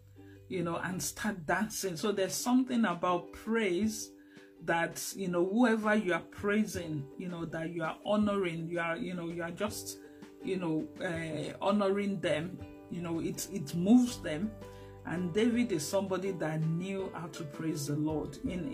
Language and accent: English; Lagos, Nigeria; also born or lived in Abeokuta; I grew up in Lagos, but I also grew up to understand my culture, which is Yoruba